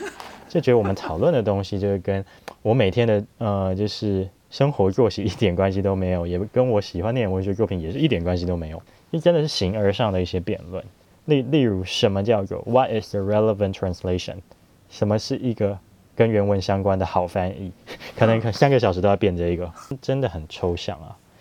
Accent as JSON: {"language": "Chinese", "country": "Taiwan", "said": "我们就是台湾的"}